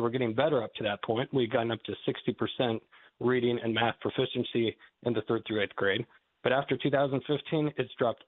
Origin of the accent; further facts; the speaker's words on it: Goshen, United States; born there; also born or lived in Massachusetts / North Carolina / Texas / Malawi; As was mentioned, I was born here in Goshen, and I've lived a number of different places since then, Massachusetts, North Carolina, Texas, Malawi, Africa for a number of years.